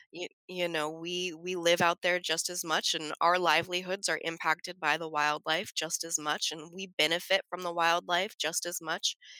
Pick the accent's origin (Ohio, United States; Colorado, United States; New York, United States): Colorado, United States; Front Range, suburb of Denver; moved away; I grew up in Colorado, I grew up on the Front Range